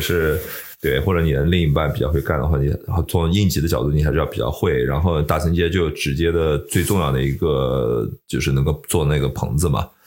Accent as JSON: {"language": "Chinese", "country": "China", "moved": "yes"}